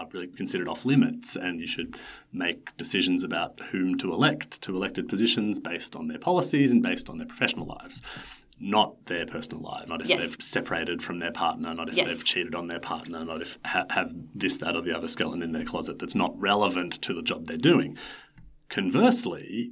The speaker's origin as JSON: {"language": "English", "country": "Australia", "said": "We're Australian lawyers."}